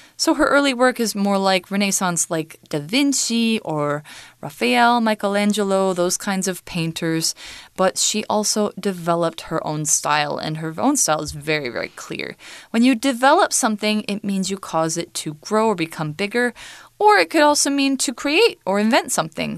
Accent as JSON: {"language": "English", "country": "United States", "said": "I am American"}